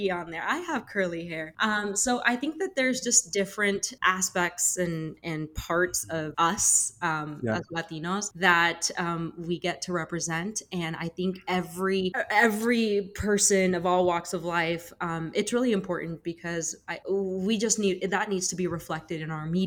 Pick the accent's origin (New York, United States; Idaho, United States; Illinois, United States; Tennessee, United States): Idaho, United States; Rupert; moved away as an adult; also born or lived in Bay Area, California; now in Caldwell, United States; I am from Rupert, Idaho, and born and raised there.